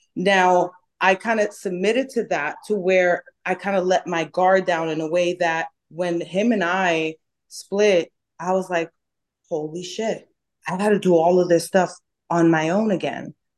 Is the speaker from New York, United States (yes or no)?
yes; New York, United States; accent: New York; also born or lived in Dominican Republic; now in Dallas, United States; I'm from New York, I have an accent. Um, people think that I am rude or people think that I'm aggressive because of the way I talk